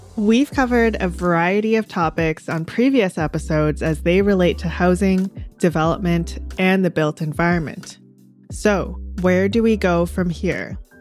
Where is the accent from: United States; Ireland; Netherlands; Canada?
Canada; Delta, British Columbia; where I grew up in North Delta